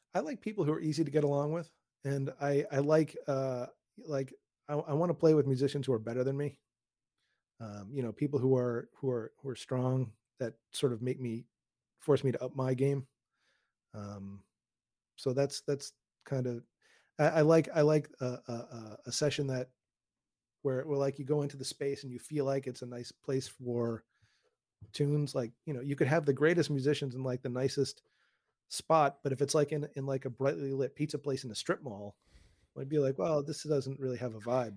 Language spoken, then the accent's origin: English; Newton, Massachusetts, United States; also born or lived in Queens, New York; now in Westchester County, United States; I grew up outside of Boston in a town called Newton